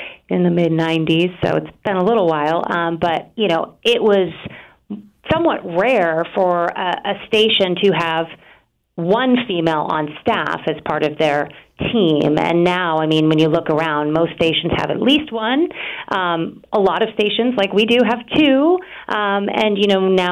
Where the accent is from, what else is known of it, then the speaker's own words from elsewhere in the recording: Maine, United States; now in Boston, United States; I grew up in Maine